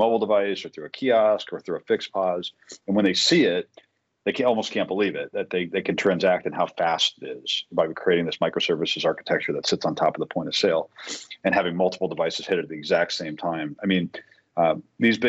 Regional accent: Boston, Massachusetts, United States; now in Tampa, United States; I'm from Boston

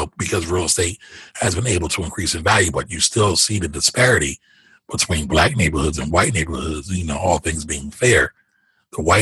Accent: Philadelphia, Pennsylvania, United States; I'm from Philly.

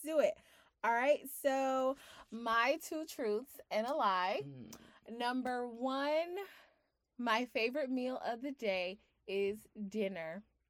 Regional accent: South Carolina, United States; I am from South Carolina

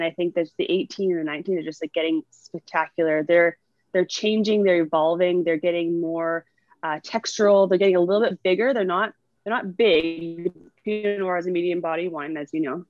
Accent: Northern Ontario, Canada; now in Niagara, Canada; I'm from Northern Ontario

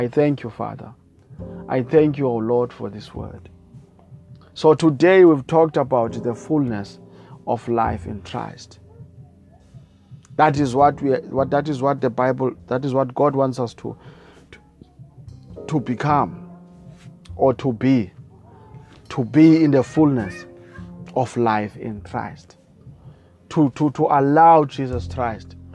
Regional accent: South Africa; I come all the way from South Africa

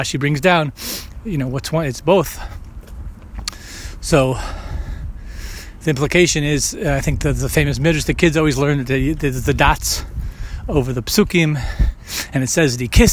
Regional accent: United States; most of my life growing up in America

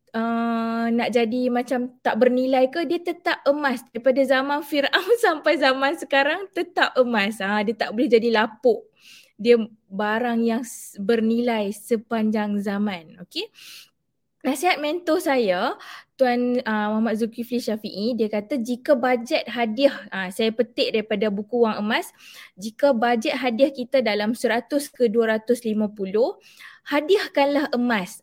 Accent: Alor Setar, Kedah, Malaysia; Saya berasal daripada Alustar

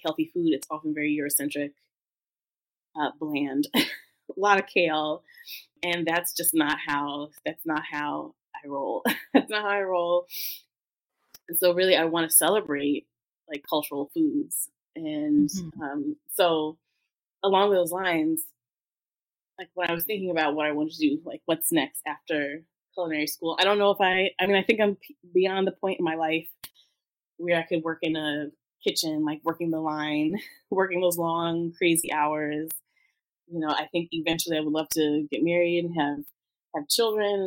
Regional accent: New York City, New York, United States; also born or lived in Brooklyn; I'm African American, but I grew up in Harlem. I lived in Brooklyn.

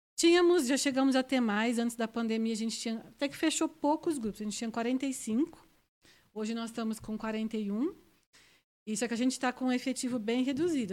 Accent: Ribeirão Preto, São Paulo, Brazil; accent: Interior de São Paulo; moved away as an adult; now in Brasília, Brazil; Eu sou nós somos de Ribeirão Preto, então é bem interior mesmo

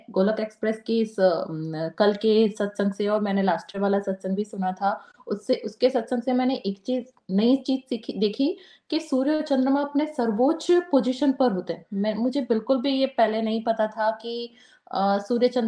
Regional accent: Rajasthan, India; राजस्थान में तो मैं राजस्थान से बिलोंग करती हूँ

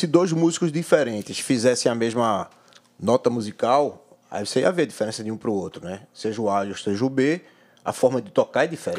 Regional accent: Pernambuco, Brazil; Eu sou pernambucano

